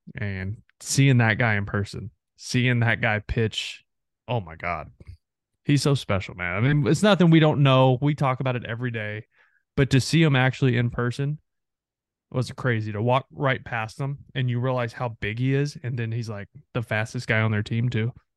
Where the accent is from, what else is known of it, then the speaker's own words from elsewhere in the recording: Texarkana, Texas, United States; I grew up on the Texas side of Texarkana